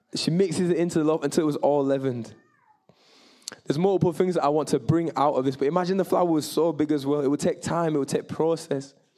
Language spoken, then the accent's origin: English; Bradford, Yorkshire and the Humber, United Kingdom; I'm from Bradford. I'm proudly Jamaican, proudly English, proudly from West Yorkshire